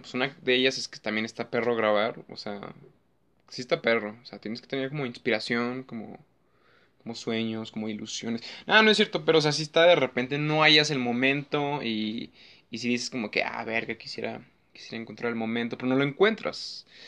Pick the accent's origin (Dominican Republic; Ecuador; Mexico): Mexico; somos mexicanos